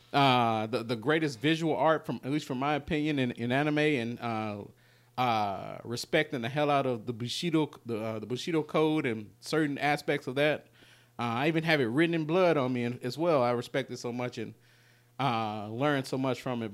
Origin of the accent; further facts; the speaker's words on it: Memphis, Tennessee, United States; we're from North Memphis